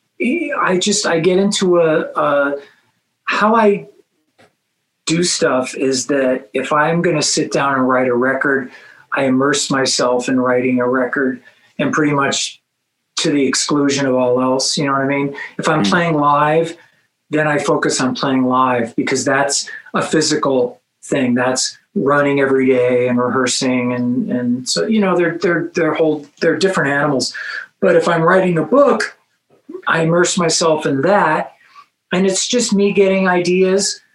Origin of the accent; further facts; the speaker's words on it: Los Angeles, California, United States; where I grew up in Los Angeles